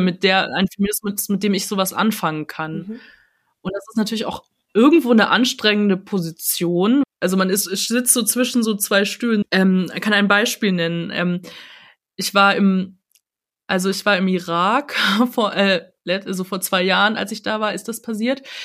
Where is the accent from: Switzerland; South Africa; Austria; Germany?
Germany; countryside near Munich, Bavaria; ich bin in München geboren, aber ich bin äh, auf dem Land aufgewachsen